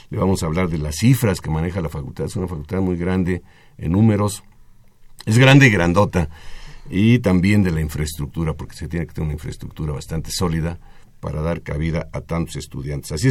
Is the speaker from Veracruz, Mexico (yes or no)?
yes; Xalapa, Veracruz, Mexico; Yo vengo de Jalapa, Veracruz.